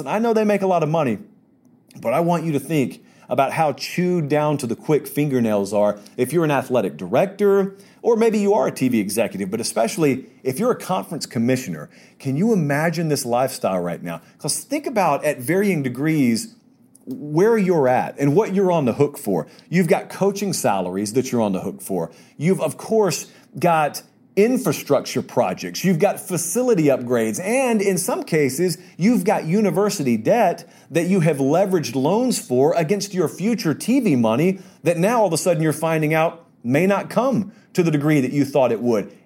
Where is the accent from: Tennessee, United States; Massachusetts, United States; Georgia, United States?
Georgia, United States; I grew up in Georgia